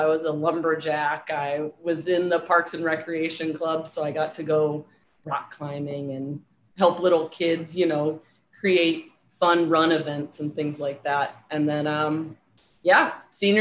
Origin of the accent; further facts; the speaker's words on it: St. Louis, Missouri, United States; moved away as an adult; also born or lived in San Diego / Charlottesville, Virginia; now in Fort Lauderdale, United States; I grew up in St. Louis, Missouri. I currently live in Fort Lauderdale, Florida.